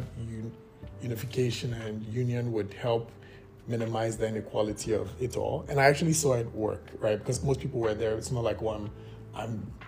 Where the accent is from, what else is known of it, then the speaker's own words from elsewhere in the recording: Ghana; moved away as an adult; now in Vancouver, Canada; I'm from Ghana, born and raised. I went to schools in Ghana